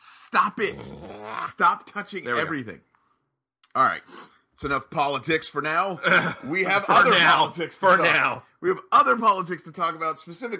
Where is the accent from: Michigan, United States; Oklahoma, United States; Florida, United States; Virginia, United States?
Florida, United States; Orlando; I was from Orlando.